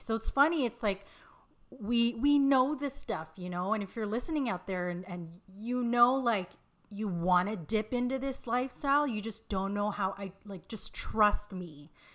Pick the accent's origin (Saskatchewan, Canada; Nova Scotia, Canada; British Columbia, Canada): British Columbia, Canada; Vancouver; also born or lived in Montreal, Canada; they move out west to Vancouver, where I, where I live now.